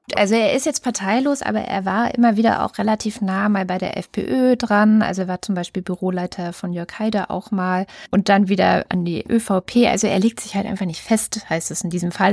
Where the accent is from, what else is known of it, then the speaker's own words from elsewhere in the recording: Germany; bei uns in Deutschland